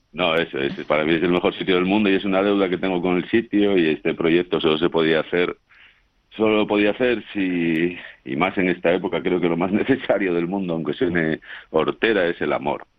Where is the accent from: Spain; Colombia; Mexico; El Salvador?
Spain; yo soy del Puntal, ahí pasé mis mejores años